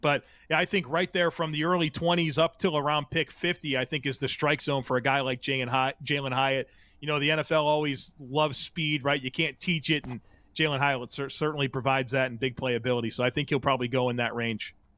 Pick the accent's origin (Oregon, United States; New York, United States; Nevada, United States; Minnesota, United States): New York, United States; Grand Island; growing up in Western New York as a Bills fan in the nineties